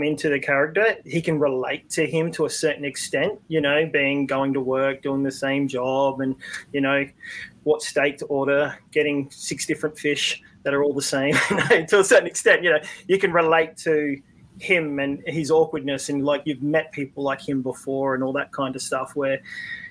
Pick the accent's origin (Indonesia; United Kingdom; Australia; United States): Australia; being an Australian